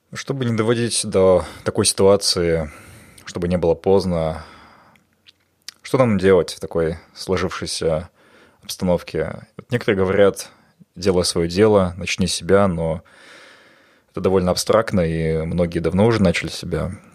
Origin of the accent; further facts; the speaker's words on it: Almaty, Kazakhstan; moved away; Алмата – это мой любимый город, мой родной город